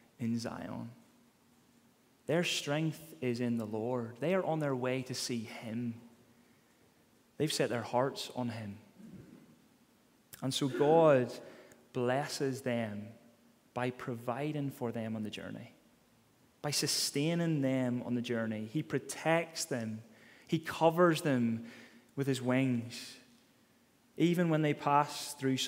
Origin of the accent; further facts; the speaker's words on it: Ballymena, Northern Ireland, United Kingdom; accent: Ballymena; the way I say it in my Balamine accent